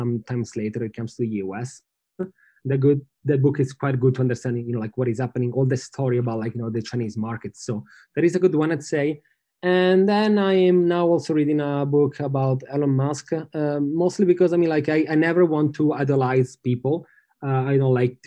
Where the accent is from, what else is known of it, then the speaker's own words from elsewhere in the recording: Milan, Lombardy, Italy; I'm from Milano